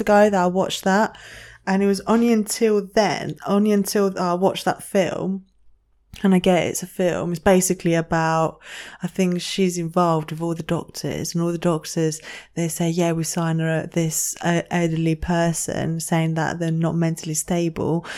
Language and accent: English; Greece; moved away; I grew up in Greece and my family down there, they're massive